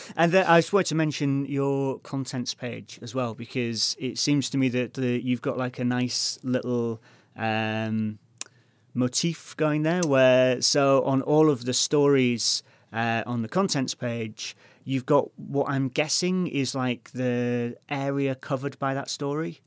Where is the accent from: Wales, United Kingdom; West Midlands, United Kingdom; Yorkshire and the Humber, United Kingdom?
Yorkshire and the Humber, United Kingdom; Hull; moved away; I'm from Hull